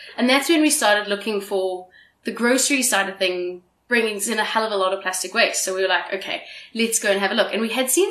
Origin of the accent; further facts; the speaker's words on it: South Africa; I'm South African